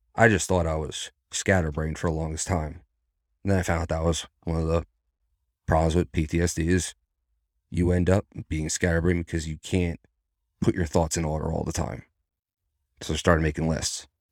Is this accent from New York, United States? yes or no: yes; New York, United States; moved away as an adult; now in Virginia, United States; I'm a New Yorker.